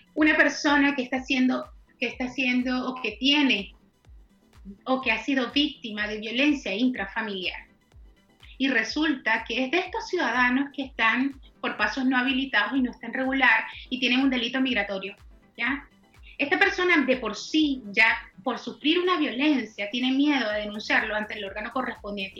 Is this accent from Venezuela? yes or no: yes; Venezuela; now in Chile; como venezolana, como abogada venezolana